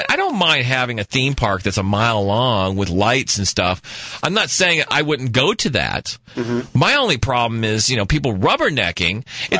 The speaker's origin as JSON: {"language": "English", "town": "Scottsdale", "region": "Arizona", "country": "United States", "said": "I'm from Scottsdale."}